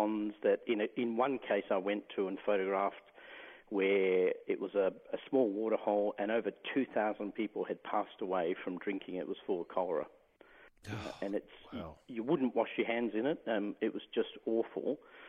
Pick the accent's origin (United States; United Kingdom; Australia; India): Australia; the Pilbara, Western Australia; I grew up in the Pilbara, so some pretty hot days.